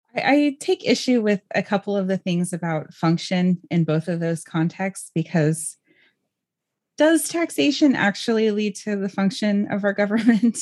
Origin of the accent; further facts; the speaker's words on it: California, United States; growing up in California myself